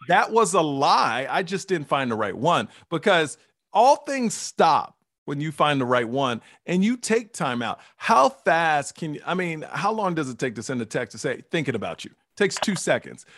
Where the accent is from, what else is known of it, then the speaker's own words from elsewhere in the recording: Houston, Texas, United States; born and raised in Houston, Texas